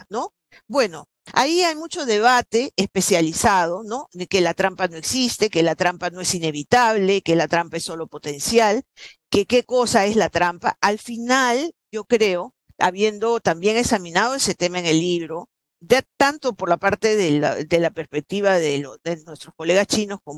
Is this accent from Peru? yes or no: yes; Peru; Con China compartimos esta cuenca participamos en el APEC eh, y entonces este, esta característica de ser país eh, del Pacífico también nos da un lazo especial ¿no?